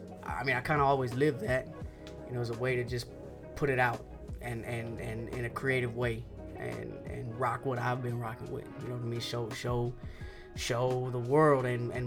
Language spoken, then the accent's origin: English; the South, United States; First of all, we're from the South, the country. You know what I mean? And then aside from us being country, it's a lot of Mexicans, it's a lot of Latinos, there's a lot of Mexicans here.